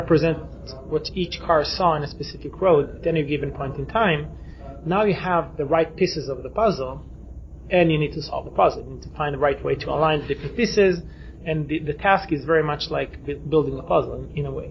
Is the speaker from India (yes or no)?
no; Israel; we come from Israel